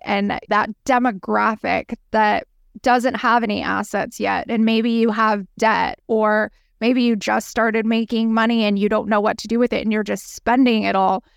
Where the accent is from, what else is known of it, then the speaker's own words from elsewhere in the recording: San Diego, California, United States; moved away as an adult; also born or lived in Manhattan, New York; now in New York City, United States; I am born and raised in San Diego, California, on the beach